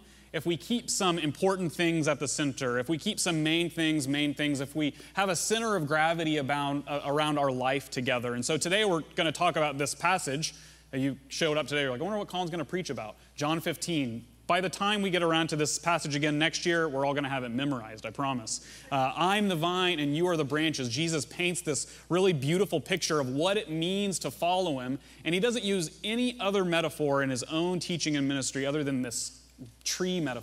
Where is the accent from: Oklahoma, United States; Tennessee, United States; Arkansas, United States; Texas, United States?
Arkansas, United States; Russellville; in the hometown I grew up in Arkansas, Russellville.